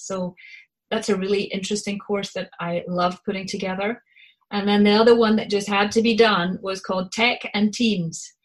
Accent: Scotland, United Kingdom; accent: Scottish; my Scottish accent

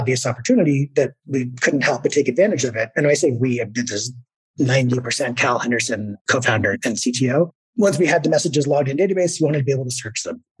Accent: Victoria, British Columbia, Canada; I was living in my hometown, Victoria, British Columbia.

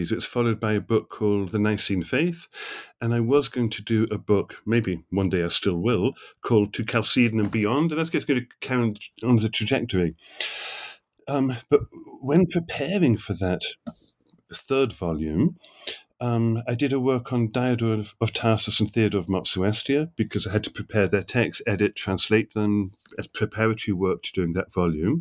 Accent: England, United Kingdom; moved away as an adult; also born or lived in New York, United States; now in Aberdeen, United Kingdom; I grew up in England, did my doctoral work in Oxford

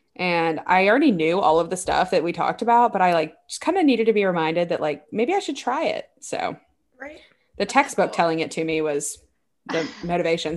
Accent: Baton Rouge, Louisiana, United States; moved away; I grew up in Baton Rouge

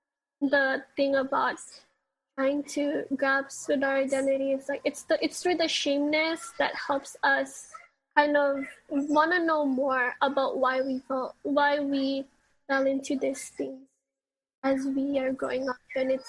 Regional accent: Philippines; I didn't even want to be identified as a Filipino because of all, like, what you mentioned, the stereotypes, the toxicness that we were brought up.

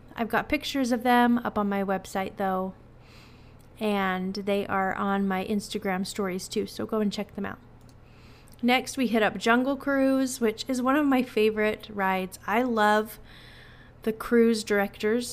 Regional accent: Utah, United States; I'm from Utah, so I'm used to the cold

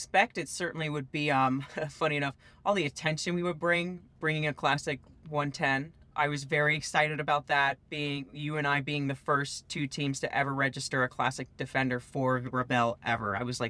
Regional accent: West Virginia, United States; I grew up in West Virginia, so green mountains were at least familiar.

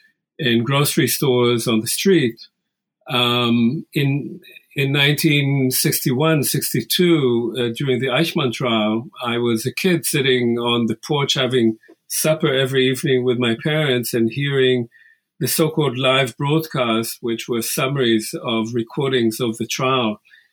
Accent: Israel; moved away; I was born and raised in Israel in the 50s and 60s. The society I grew up in, as you can imagine, included many people who were survivors of the Holocaust.

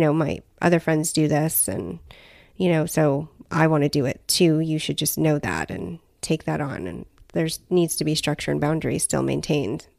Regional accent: Southern California, United States; I've lived in Southern California for the majority of my life

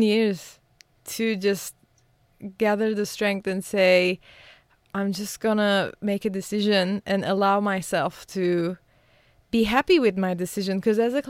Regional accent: Beirut, Beirut Governorate, Lebanon; I was born in Beirut, as I mentioned, and I was born during the war.

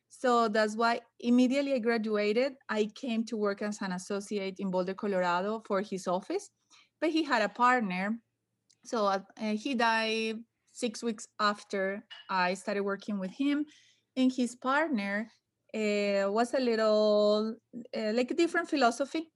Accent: Medellín, Antioquia, Colombia; English is a second language; moved away as an adult; now in United States; Medellin, my hometown

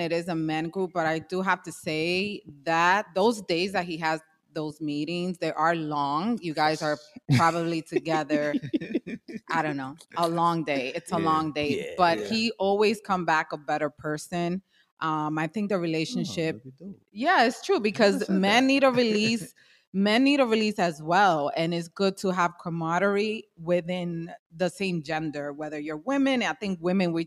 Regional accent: New York City, New York, United States; I grew up in Washington Heights, the Inwood section of Manhattan

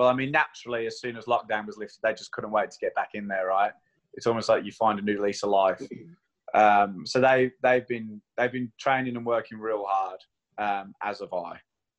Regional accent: Queenstown, Otago, New Zealand; I'm from Queenstown. So, if you're going to choose anywhere in the world to have a lockdown, Queenstown's probably the place you'd do it.

